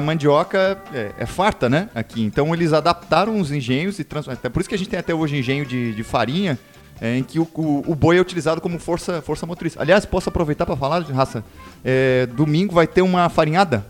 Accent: Florianópolis, Santa Catarina, Brazil; Sou manezinho do centro

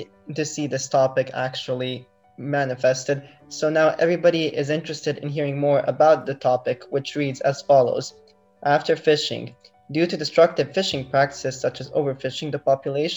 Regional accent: Bosnia & Herzegovina; moved away as an adult; now in Slovenia; I come from Bosnia. I'm currently studying in Slovenia

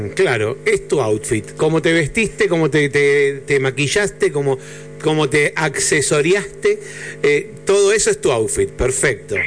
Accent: Buenos Aires, Argentina; Parte de mi infancia pasó en el Parque Centenario, así que o de mi adolescencia

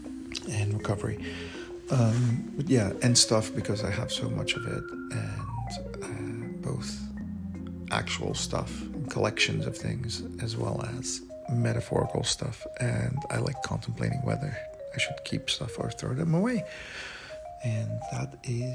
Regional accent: Belgium; English is a second language; moved away as an adult

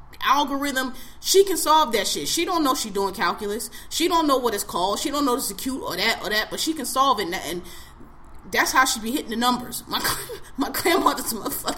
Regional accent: Philadelphia, Pennsylvania, United States; I'm from Philadelphia

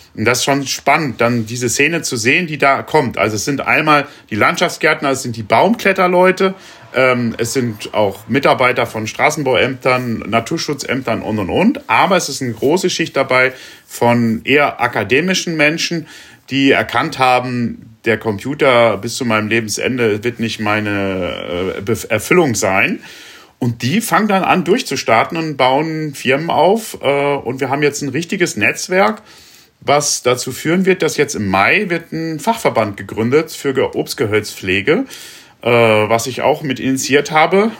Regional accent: Rinteln, Lower Saxony, Germany; in der Stadt, wo ich groß geworden bin, in Rinteln

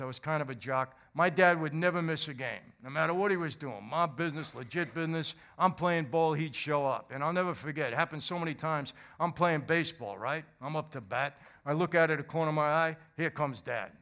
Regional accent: New York City, New York, United States; also born or lived in Long Island, New York / New Jersey; I was born in Brooklyn, brought, brought up in, uh, and raised in Brooklyn and Long Island

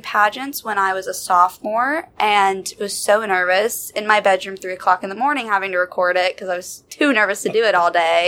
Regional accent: Summerville, South Carolina, United States; moved away as an adult; now in Charlotte, United States; I'm originally from Somerville, South Carolina

